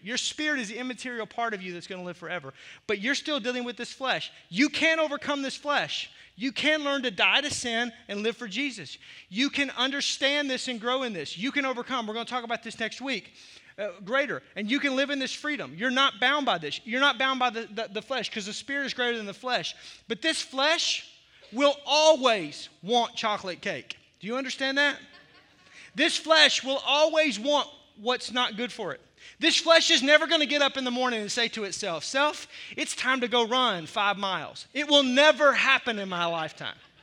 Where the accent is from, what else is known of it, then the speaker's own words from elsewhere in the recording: the South, United States; I grew up in the South